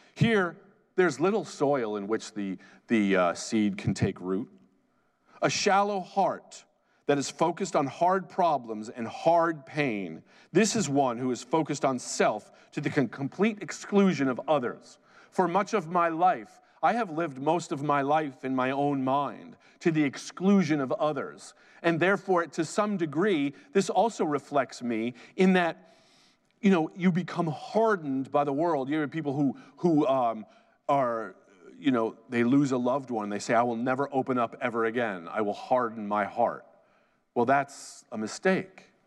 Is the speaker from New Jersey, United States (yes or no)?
yes; New Jersey, United States; I'm from Jersey